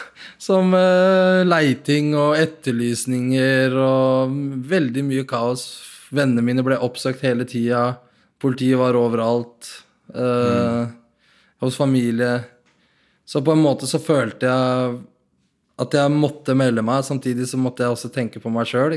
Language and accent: Norwegian; Nador, Oriental, Morocco; now in Norway; jeg blei kjørt inn fra Nador, der jeg er fra